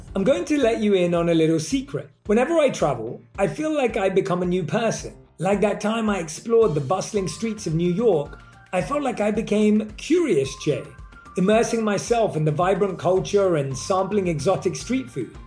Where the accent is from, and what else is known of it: London, United Kingdom; born or raised there; moved away